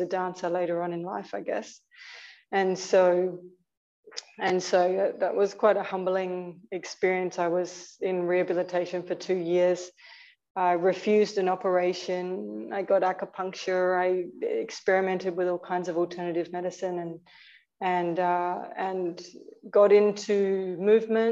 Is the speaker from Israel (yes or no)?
no; Australia; moved away as an adult; also born or lived in Argentina; now in Tiruvannamalai, India; I was born in Australia